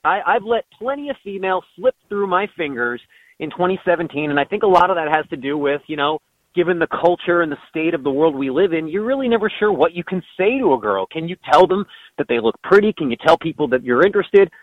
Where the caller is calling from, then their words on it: East Haven, Connecticut, United States; I'm currently calling from East Haven, Connecticut